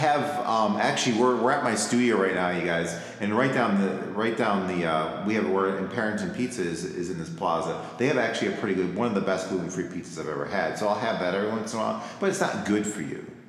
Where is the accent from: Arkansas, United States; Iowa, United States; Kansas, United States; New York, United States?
New York, United States; Rochester; I grew up in Rochester